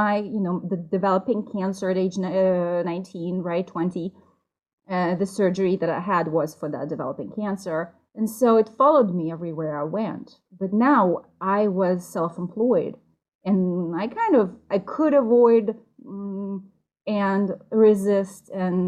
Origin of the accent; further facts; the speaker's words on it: Russia; moved away as an adult; also born or lived in New York; now in United States; I am from Russia